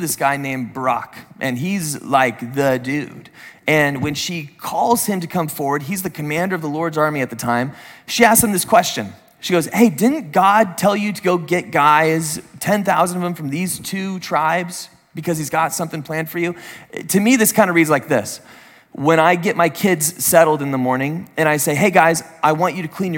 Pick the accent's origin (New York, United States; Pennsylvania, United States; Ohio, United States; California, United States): California, United States; San Diego; I grew up in San Diego